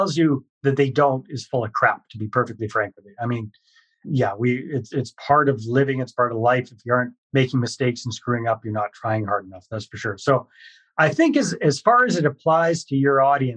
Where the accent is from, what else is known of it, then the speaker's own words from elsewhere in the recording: British Columbia, Canada; moved away as an adult; also born or lived in Costa Rica; I'm Canadian, born and raised in British Columbia